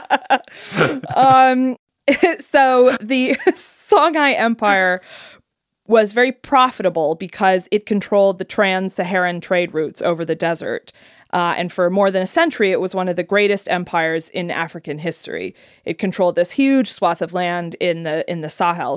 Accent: United Kingdom; I'm British.

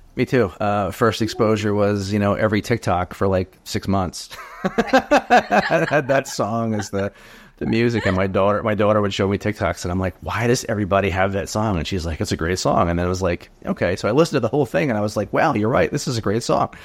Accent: New Jersey, United States; I'm from Jersey. I grew up in Jersey

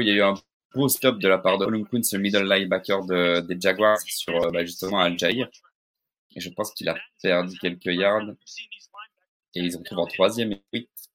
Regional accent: Belgium; je suis belge

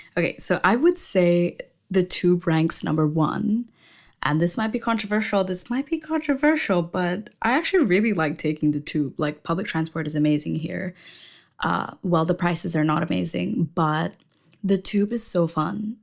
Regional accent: Indonesia; moved away as an adult; now in London, United Kingdom; I am from Indonesia, and I just moved to London in September

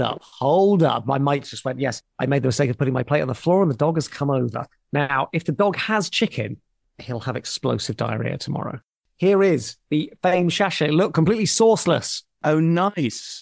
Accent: Portsmouth, South East England, United Kingdom; moved away; I grew up in Portsmouth

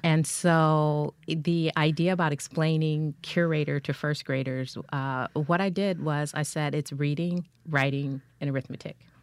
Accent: Culver City, California, United States; I grew up in, uh, Culver City, California, which is in L A County

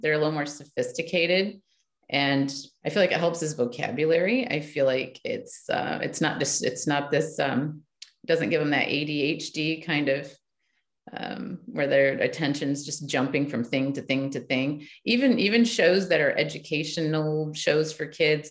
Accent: Michigan, United States; I grew up in Michigan

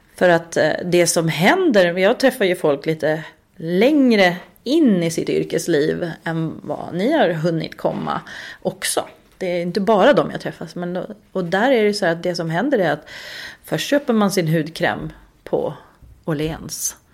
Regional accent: Uppsala, Uppsala County, Sweden; moved away as an adult; also born or lived in Östersund; now in Stockholm, Sweden; i Uppsala där pluggade ju alla tills de typ blev en miljon år gamla. Liksom, för där är jag uppvuxen

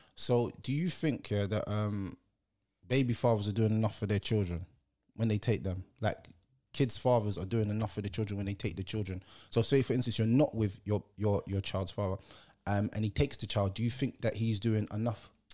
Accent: Jamaica; I'm a Jamaican

